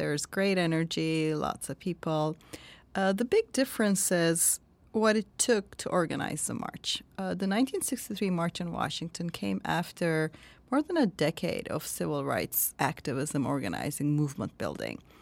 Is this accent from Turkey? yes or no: yes; Turkey; born or raised there